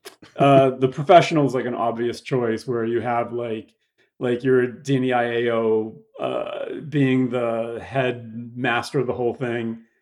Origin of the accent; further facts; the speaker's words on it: Boston, Massachusetts, United States; moved away as an adult; now in Los Angeles, United States; I'm from Boston, Mass. Moved out here after I graduated from college, here being Los Angeles